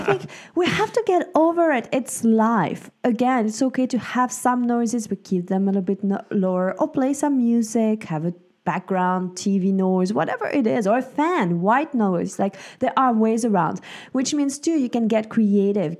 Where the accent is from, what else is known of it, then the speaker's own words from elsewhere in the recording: Switzerland; moved away; I grew up in Switzerland.